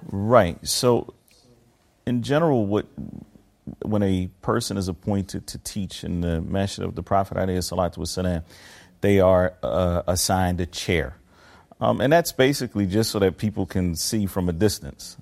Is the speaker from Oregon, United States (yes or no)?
no; Philadelphia, Pennsylvania, United States; moved away as an adult; also born or lived in Medina, Saudi Arabia; I was born in Philadelphia, Pennsylvania, United States of America